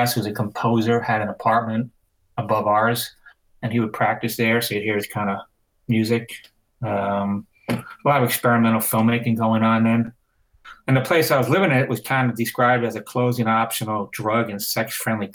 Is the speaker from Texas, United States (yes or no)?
no; New York City, New York, United States; moved away as an adult; also born or lived in Los Angeles; I lived in New York, so I'm from Brooklyn